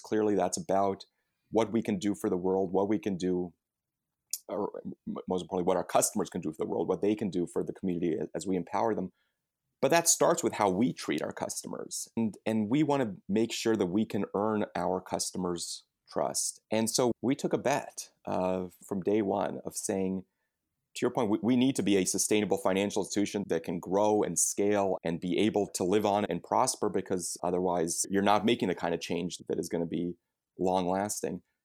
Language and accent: English; United States; we as American consumers